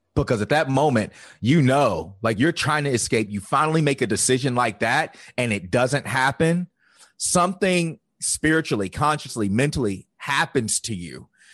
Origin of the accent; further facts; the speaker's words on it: Virginia, United States; I grew up in the Bible Belt of Virginia